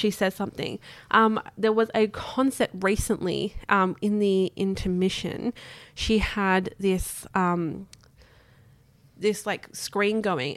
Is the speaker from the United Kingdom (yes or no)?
no; Australia; as Australian